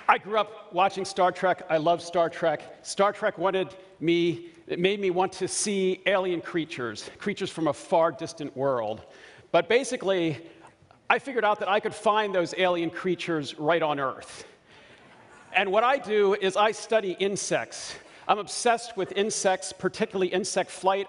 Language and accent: English; Baltimore, Maryland, United States; I grew up in Baltimore and I chew crabs very, very well